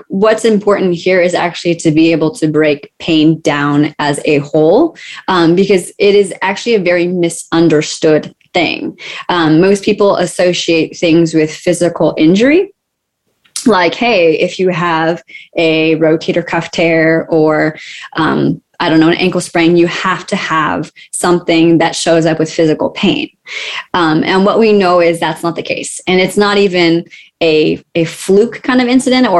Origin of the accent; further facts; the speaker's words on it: California, United States; now in Durham, United States; It has been a bit of a shift because I moved from California. And for me, I will always be a California girl.